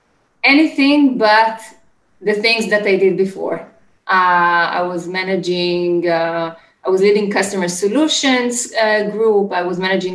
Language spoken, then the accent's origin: English; Israel; So I'm from Israel. I was born and raised in Israel. Currently, I live in Ramat HaSharon